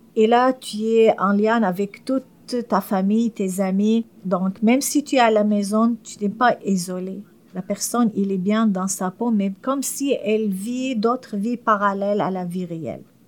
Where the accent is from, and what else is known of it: Syria; French is a second language; moved away as an adult; now in Montreal, Canada